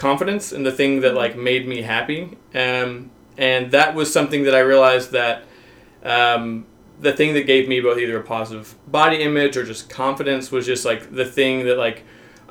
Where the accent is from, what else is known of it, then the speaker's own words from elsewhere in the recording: Arkansas, United States; I'm from the Southern United States, I'm from Arkansas